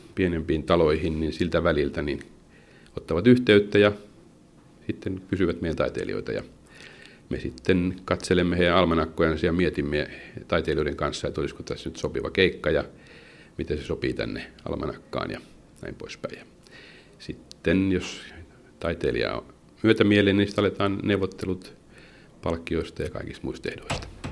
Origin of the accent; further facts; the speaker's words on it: Pori, Satakunta, Finland; mä oon entinen jääkiekkoilija, kun mä oon porilainen